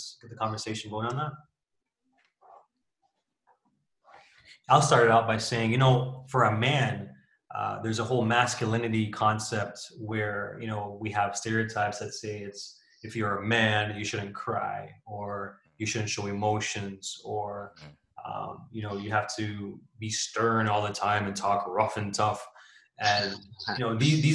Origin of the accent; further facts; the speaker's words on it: Jamaica; moved away; As a Jamaican, as a person of color, my friends would always, once you say, oh, I'm from Jamaica